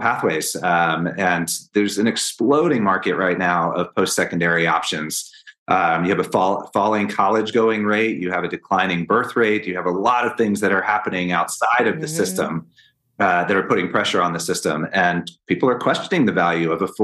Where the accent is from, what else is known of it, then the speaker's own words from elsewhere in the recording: Northern Virginia, United States; moved away as an adult; also born or lived in Washington, D.C.; now in Colorado, United States; I was born in Washington, D.C., actually, one of the few, and grew up in Northern Virginia, right outside of Washington, D.C.